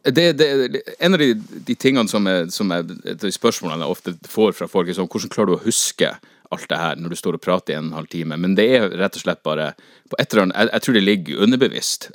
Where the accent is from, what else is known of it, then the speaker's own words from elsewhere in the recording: Northern Norway, Norway; å være nordlending